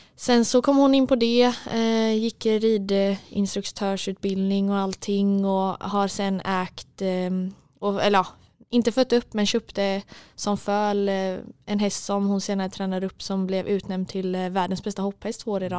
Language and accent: Swedish; Mölndal, Västra Götaland, Sweden; moved away as an adult; now in Stockholm, Sweden; i Mundal där vi kommer ifrån